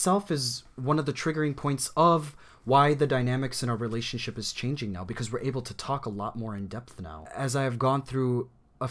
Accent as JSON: {"language": "English", "country": "United States", "tie": "born or raised there", "said": "I grew up in America. I grew up here. We immigrated here when I was 5 years old"}